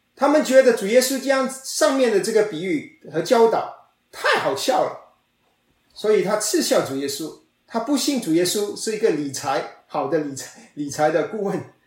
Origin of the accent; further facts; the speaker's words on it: China; 我们中国人